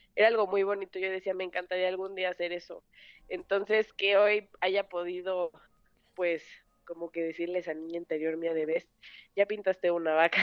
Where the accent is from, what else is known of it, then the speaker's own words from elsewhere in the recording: Mexico City, Mexico; Yo nací aquí en la Ciudad de México, soy la más grande de tres hermanos